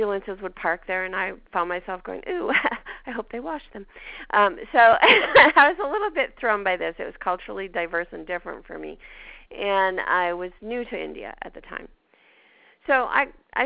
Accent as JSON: {"language": "English", "country": "Canada", "accent": "Canadian", "said": "my Canadian accent"}